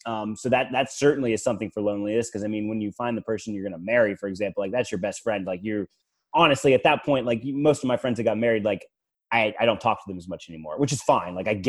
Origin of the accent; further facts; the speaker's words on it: Fredericksburg, United States; You know, obviously I'm from Fredericksburg.